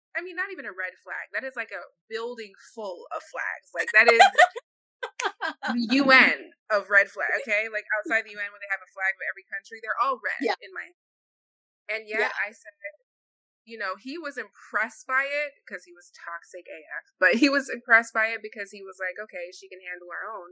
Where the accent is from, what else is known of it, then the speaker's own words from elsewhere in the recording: Jamaica; I'm Jamaican